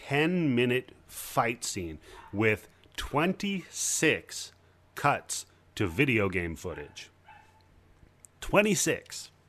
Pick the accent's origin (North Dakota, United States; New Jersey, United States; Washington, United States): Washington, United States; Stevenson; I grew up in Stevenson. You ever hear of that place?